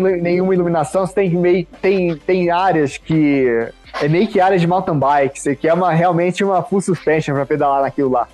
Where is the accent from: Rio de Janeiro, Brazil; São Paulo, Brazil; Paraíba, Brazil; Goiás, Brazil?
Rio de Janeiro, Brazil; also born or lived in Minas Gerais; now in Denver, United States; sou carioca